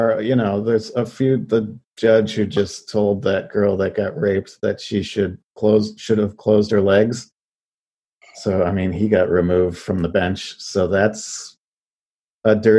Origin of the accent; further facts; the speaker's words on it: Western New York, United States; moved away; also born or lived in Buffalo, New York; I was born and raised in Western New York. And so I lived in Buffalo for a little while